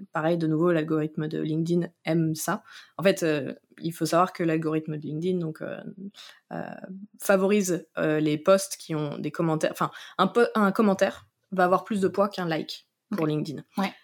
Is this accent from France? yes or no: yes; Noirmoutier, Pays de la Loire, France; moved away; j'ai grandi à Noirmoutier.